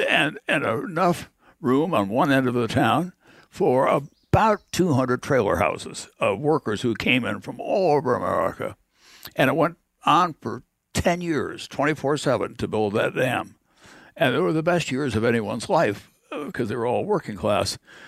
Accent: Igloo, South Dakota, United States; I remember when we moved from Igloo in the far southwestern part of the state to this place where they were going to build a dam.

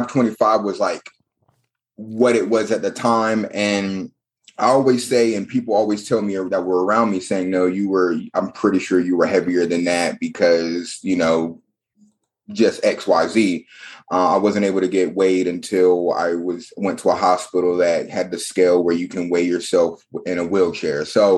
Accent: North Carolina, United States; I'm from North Carolina, born and raised. My dad was in the military, so I've been here and there, but North Carolina has always been near and dear and has been my home. Currently living in Charlotte, North Carolina, went to college at UNC Charlotte

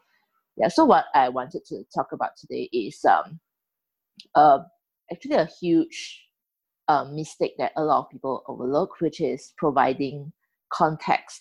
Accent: Singapore; I'm from Singapore. I'm a Chinese Singaporean

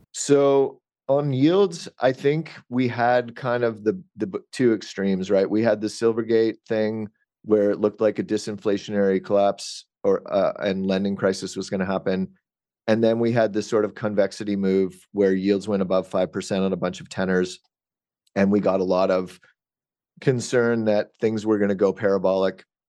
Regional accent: Canada; I'm Canadian

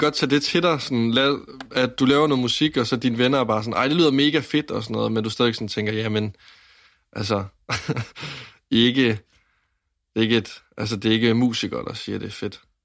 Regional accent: Varde, Southern Denmark, Denmark; Jeg kommer fra Vardag

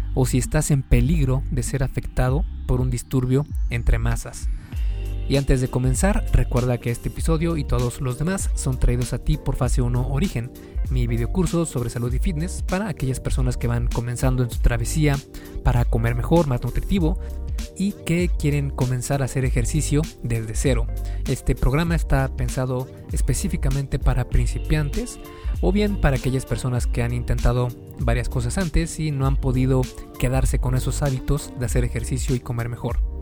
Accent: Mexico; aquí en mi país, que es México

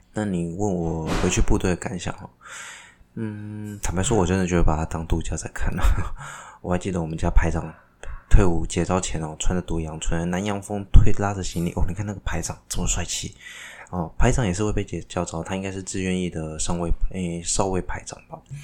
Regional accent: Taiwan; 身为一个台湾人

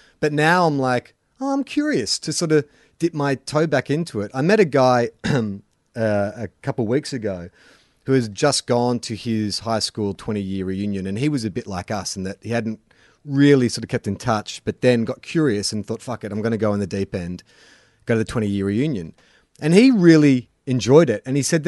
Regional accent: Melbourne, Victoria, Australia; now in Sydney, Australia; I reckon I found that when I first moved to Sydney. I came from Melbourne as well. I didn't even come from the country

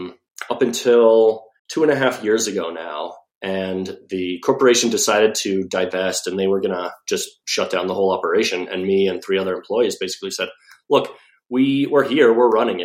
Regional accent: Albuquerque, New Mexico, United States; moved away as an adult; also born or lived in Los Alamos, New Mexico / Durango, Colorado / Los Angeles, California / San Diego, California; I grew up in Los Alamos, which is a small town where they developed the atomic bomb in New Mexico, till I was 9. And then I went to high school in Albuquerque

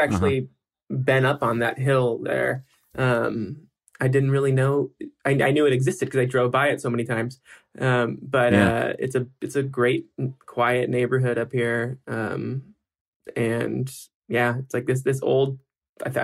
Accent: Yorba Linda, California, United States; also born or lived in Whittier, California / Culver City, California; now in Los Angeles, United States; we moved from Whittier in end of May of 93, to Yorba Linda, Orange County

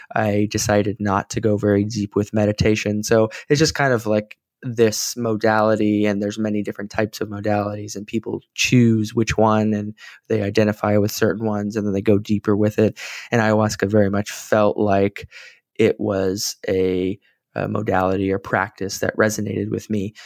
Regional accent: San Antonio, Texas, United States; I was back in my hometown of San Antonio

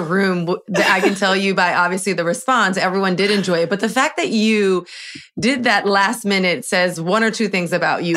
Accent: Miami, Florida, United States; moved away as an adult; now in New York, United States; I'm from Miami, born and raised

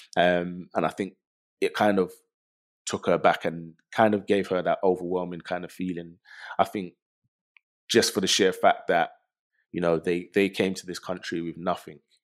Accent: London, United Kingdom; growing up in London

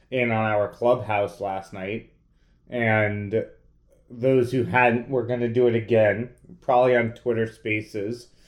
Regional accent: New York, United States; As a New Yorker, that is not pizza.

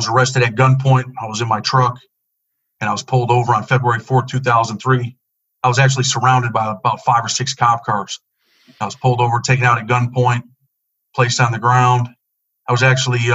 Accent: Rochester, New York, United States; I grew up in Rochester, New York, in the inner city, single mother and a younger sister.

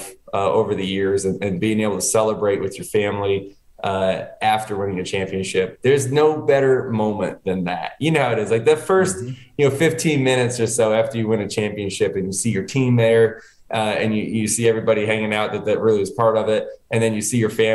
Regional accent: Connecticut, United States; moved away; I was born in Connecticut. I was living up there

